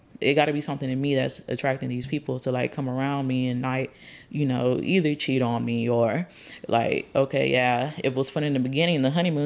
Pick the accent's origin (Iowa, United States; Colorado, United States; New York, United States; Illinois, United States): Colorado, United States; now in Texas, United States; I'm from Colorado. I just been to Texas for a long time